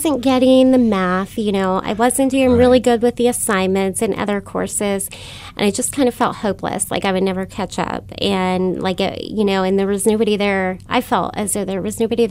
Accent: United States; I grew up in Hawking County, a very impoverished area.

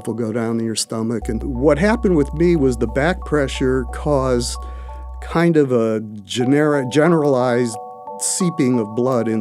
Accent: Cleveland, Ohio, United States; moved away; I came from Cleveland

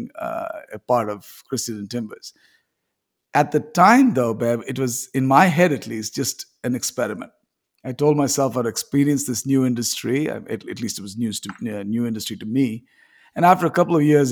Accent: India; I grew up in India.

